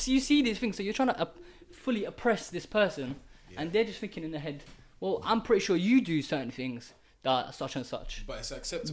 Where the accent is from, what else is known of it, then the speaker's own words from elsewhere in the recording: Kurdistan Region, Iraq; moved away; I'm from Iraq, and this is the Middle East. Um, yeah, it's Iraq. yeah, Iraq, yeah, Kurdistan